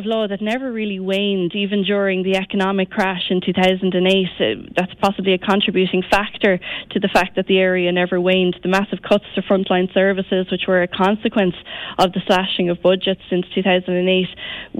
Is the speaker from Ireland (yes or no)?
yes; Limerick, Munster, Ireland; Well, Joe, I suppose I'm a very proud Limerick woman. I come from Ashbrook on the Ennis Road.